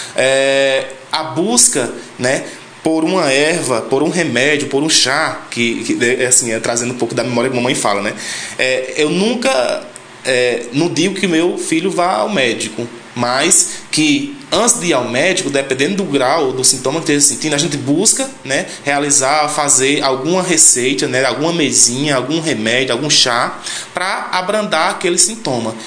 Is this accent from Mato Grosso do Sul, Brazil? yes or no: no; Sítio Chico Gomes, Ceará, Brazil; sou da comunidade do Sítio Chico Gomes